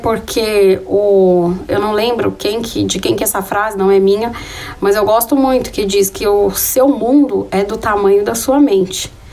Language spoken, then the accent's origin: Portuguese; Taboão da Serra, São Paulo, Brazil; moved away as an adult; a minha vida aqui na periferia, foi onde eu cresci